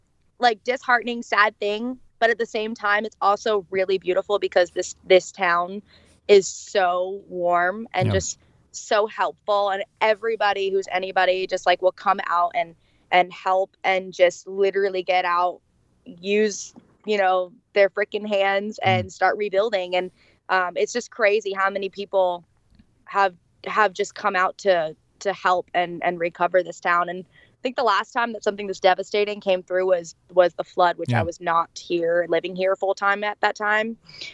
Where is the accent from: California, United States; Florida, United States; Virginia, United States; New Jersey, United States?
Florida, United States; now in Nashville, United States; I'm from Florida